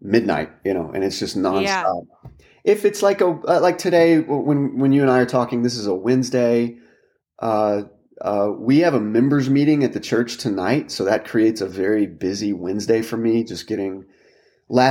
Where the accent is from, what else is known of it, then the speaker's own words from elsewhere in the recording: Texas, United States; moved away as an adult; also born or lived in Washington, D.C.; now in Louisville, United States; I'm a Texan by birth.